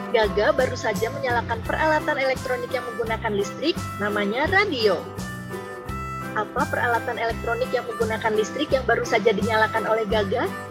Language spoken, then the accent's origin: Indonesian; Toulouse, Occitania, France; now in Cimahi, Indonesia; Saya lahir di Toulouse, Prancis dan sekarang tinggal di Cimahi.